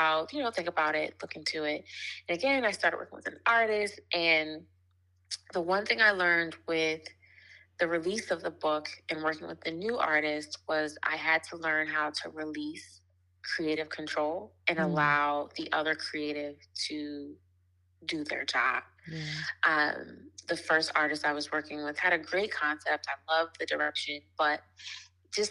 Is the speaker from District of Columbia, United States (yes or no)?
yes; Washington, District of Columbia, United States; moved away as an adult; also born or lived in New York City; now in New York, United States; I'm originally from Washington, D.C., but currently live in New York with my family, my daughter, and my husband.